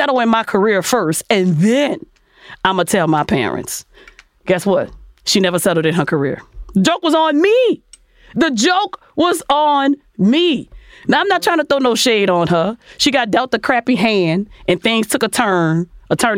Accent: New Orleans, Louisiana, United States; I'm from New Orleans

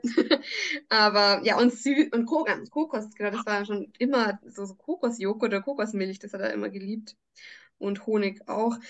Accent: Salzburg, Austria; bei uns in Salzburg

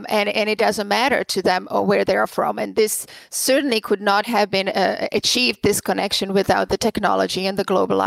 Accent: Prague, Czechia; now in United States; I am originally from the Czech Republic, from Prague. I was born and raised there during the communist times.

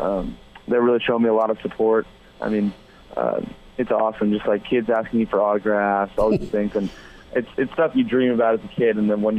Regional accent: California, United States; born there; also born or lived in London / Chicago; I was born in California. I moved to London. That was the toughest transition just because the people are so different.

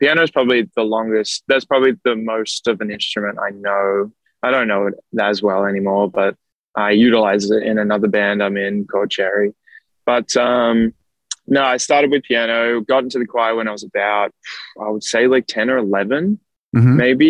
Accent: Melbourne, Victoria, Australia; Yep. Oh, you say Melbourne good?

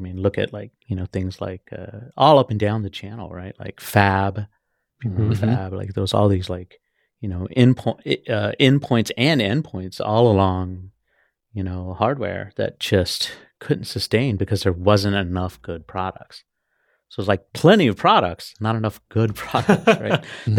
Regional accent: Austin, Texas, United States; also born or lived in Oceanside, California; I'm from Texas. I was born in Oceanside, California.

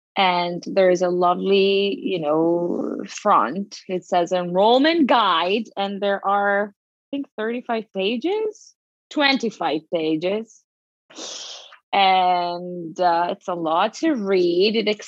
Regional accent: Veneto, Italy; English is a second language; moved away as an adult; now in New York, United States; So I grew up in Italy, a small town near Venice, and I came to New York 10 years ago to study musical theater.

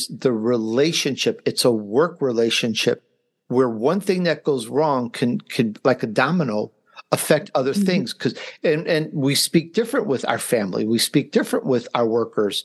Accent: Chicago, Illinois, United States; I grew up in Chicago

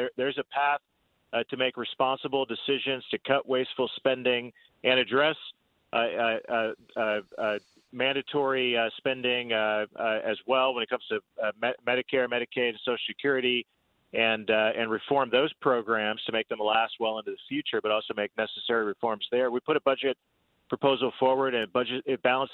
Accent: Indiana, United States; I come from Indiana. I served in the State House

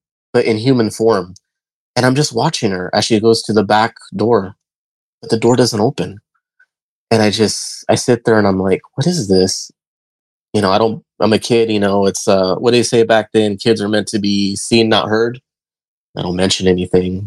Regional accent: Modesto, California, United States; I'm from Modesto, California. I lived in the South Side back then

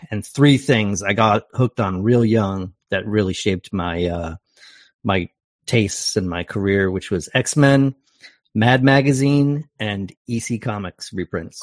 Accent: Canton, Ohio, United States; also born or lived in Portland, Oregon; now in Canada; I'm from Canton, Ohio, originally

